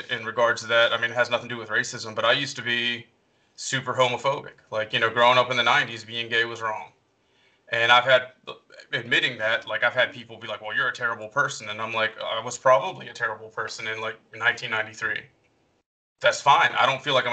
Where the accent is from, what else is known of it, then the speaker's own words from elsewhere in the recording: the South, United States; I don't know if the difference is that I'm a couple years older than you, or that I grew up in the South, or it might even be military experience